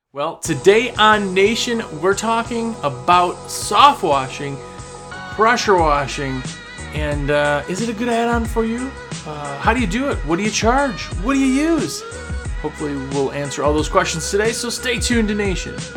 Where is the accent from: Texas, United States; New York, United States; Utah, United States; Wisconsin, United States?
Wisconsin, United States; now in the US South; I'm from Wisconsin